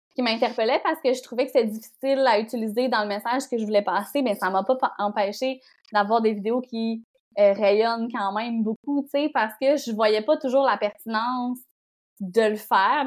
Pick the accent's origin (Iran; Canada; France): Canada; Bonaventure, Quebec; also born or lived in Montreal / Rimouski; j'ai grandi en Gaspésie